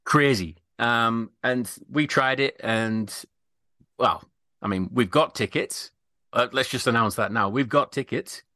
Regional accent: United Kingdom; we're a bit more reserved with things like that, with it being British

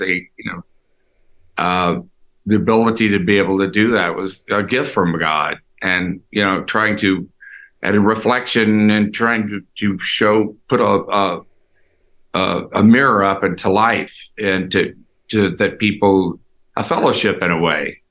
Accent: Houston, Texas, United States; moved away; also born or lived in Los Angeles; I grew up in Houston

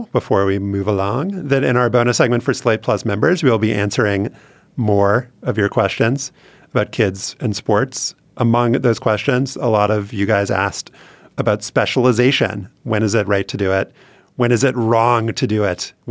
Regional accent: Louisiana, United States; but I think there is a community aspect growing up, not just growing up in Louisiana, um, to football

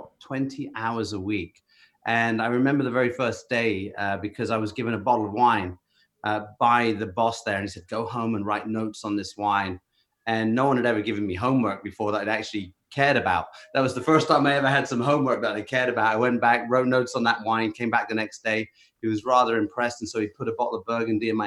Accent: Bath, South West England, United Kingdom; I'm from England, the West Country in England. I grew up in a town called Bath, which was quite a nice historic place.

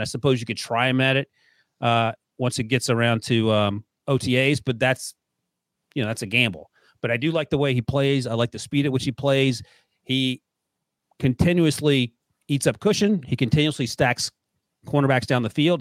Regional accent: North Carolina, United States; moved away; I grew up in North Carolina.

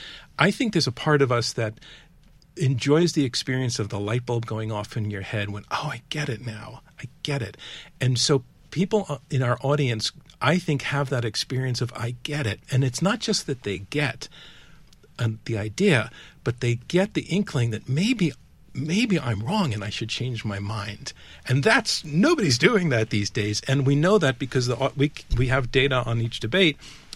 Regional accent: Yonkers, New York, United States; I was born in New York City, actually, but grew up in Yonkers in the Bronx.

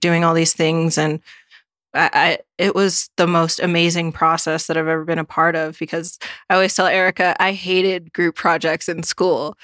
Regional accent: Alaska, United States; now in Washington, United States; I'm from Alaska, living in Washington

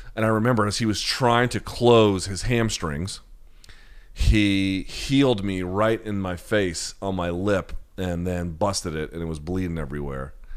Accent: the South, United States; I grew up in the South

